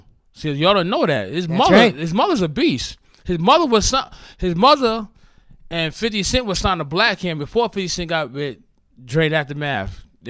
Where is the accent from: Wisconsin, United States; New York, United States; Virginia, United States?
New York, United States; New York City; See, I come from Hollis, Queens.